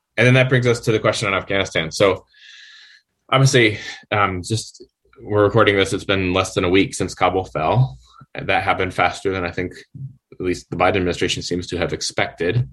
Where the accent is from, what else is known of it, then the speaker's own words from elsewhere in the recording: Wisconsin, United States; moved away as an adult; also born or lived in Chicagoland area, Illinois; I'm originally from Wisconsin. Uh, grew up in a fairly small city in Wisconsin